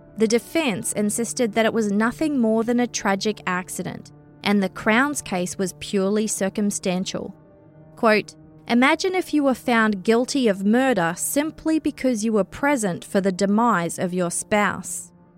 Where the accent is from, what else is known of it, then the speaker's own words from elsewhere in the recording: New Zealand; moved away; also born or lived in Australia; I grew up in New Zealand